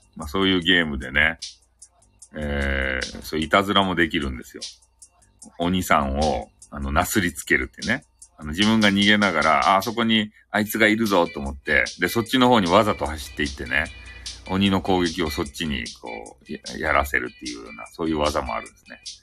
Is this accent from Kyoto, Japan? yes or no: no; Fukuoka, Japan; accent: Hakata-ben; 博多弁の、あの、昔話クリエイターなんですよ